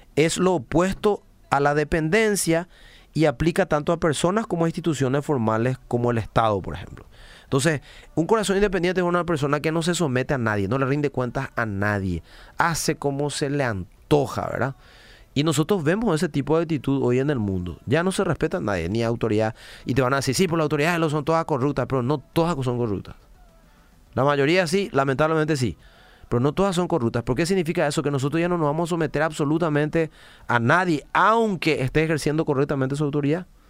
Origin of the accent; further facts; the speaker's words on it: Paraguay; como paraguayos